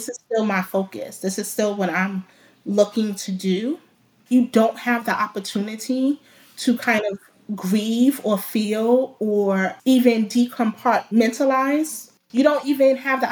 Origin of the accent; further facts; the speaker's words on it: New York City, New York, United States; I grew up in the Bronx, New York